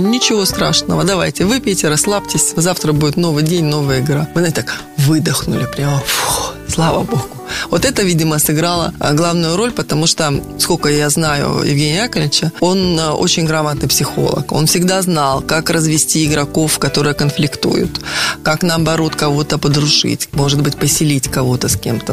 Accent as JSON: {"language": "Russian", "region": "Minsk", "country": "Belarus", "tie": "born or raised there", "also_born_or_lived": "Moscow, Russia / Poland", "moved": "as an adult", "lives_now": "Rostov-on-Don, Russia", "said": "я из Беларуси, из Минска, у нас все культурено"}